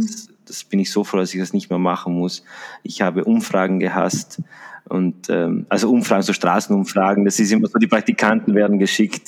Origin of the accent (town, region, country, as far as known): Salorno, Trentino-Alto Adige, Italy